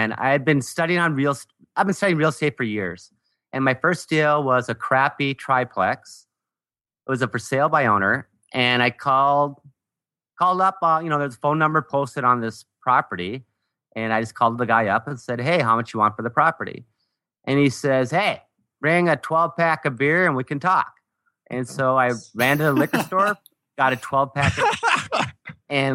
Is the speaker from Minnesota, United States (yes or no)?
yes; Duluth, Minnesota, United States; also born or lived in San Francisco; so I moved back to my hometown, Duluth, Minnesota here.